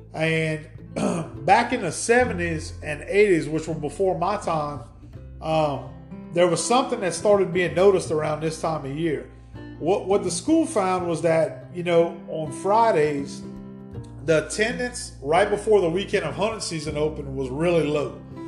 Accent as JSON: {"language": "English", "region": "Louisiana", "country": "United States", "tie": "born or raised there"}